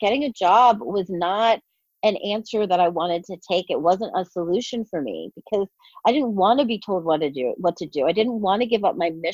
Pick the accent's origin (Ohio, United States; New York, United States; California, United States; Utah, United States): New York, United States; New York City; I'm from New York City